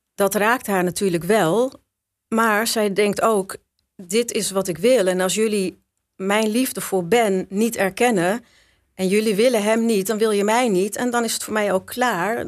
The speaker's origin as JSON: {"language": "Dutch", "town": "Schagen", "region": "North Holland", "country": "Netherlands", "tie": "born or raised there", "also_born_or_lived": "Amsterdam", "moved": "yes", "said": "Ik ben geboren in Schagen."}